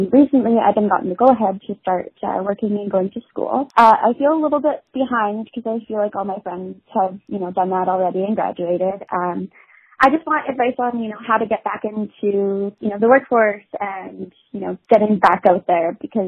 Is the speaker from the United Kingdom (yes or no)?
no; Canada; I'm from Canada. I'm 23.